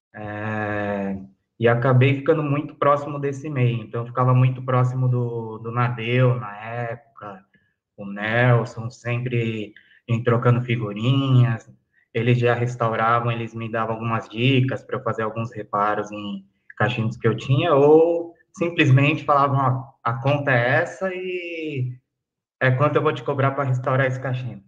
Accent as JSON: {"language": "Portuguese", "region": "São Paulo", "country": "Brazil", "said": "eu sou de São Paulo, capital, Zona Sul"}